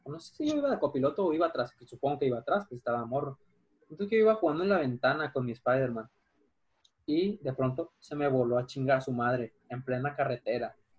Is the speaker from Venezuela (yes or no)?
no; Guadalajara, Jalisco, Mexico; now in Mazatlán, Mexico; cuando yo de morro vivía en Guadalajara